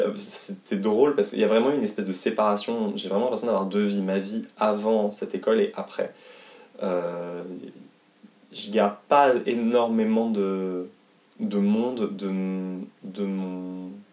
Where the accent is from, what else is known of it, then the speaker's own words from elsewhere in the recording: Haute-Savoie, Auvergne-Rhône-Alpes, France; also born or lived in Paris; je suis né à Paris, mais euh, deux, quand j'avais deux ans, je suis né euh, en 92, et quand j'avais deux ans, mes parents donc, ont déménagé en Haute-Savoie